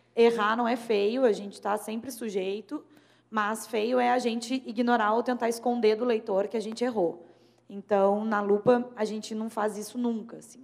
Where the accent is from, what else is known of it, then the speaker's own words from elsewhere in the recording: Rio Grande do Sul, Brazil; eu sou gaúcha